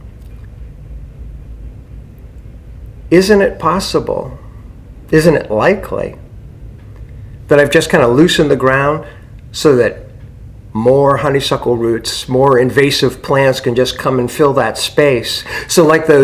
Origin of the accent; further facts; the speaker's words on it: Struthers, Ohio, United States; also born or lived in Youngstown, Ohio; I was born in Youngstown, Ohio. I grew up in a suburb of Youngstown, Struthers, Ohio